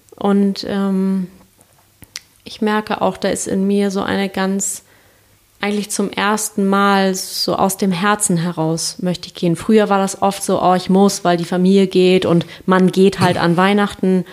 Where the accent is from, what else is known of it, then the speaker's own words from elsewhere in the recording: Kiel, Schleswig-Holstein, Germany; moved away; ich komme ja aus Kiel ursprünglich